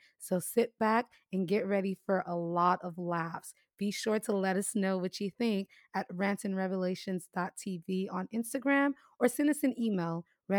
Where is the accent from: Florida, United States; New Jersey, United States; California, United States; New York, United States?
Florida, United States; Miami; So, because we're both from Miami, we never grew up around the idea of seasons.